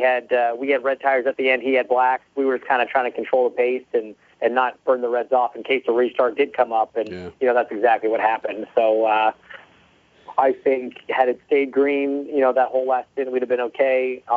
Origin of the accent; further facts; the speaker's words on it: Canada; I mean, even as a kid growing up there, when I would watch IndyCar racing